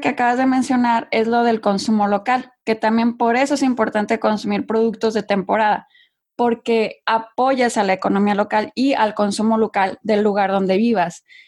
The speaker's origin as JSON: {"language": "Spanish", "country": "Mexico", "also_born_or_lived": "Monterrey, Mexico / London, United Kingdom", "moved": "as an adult", "lives_now": "United States", "said": "yo soy de México, como bien lo dices, originaria de México."}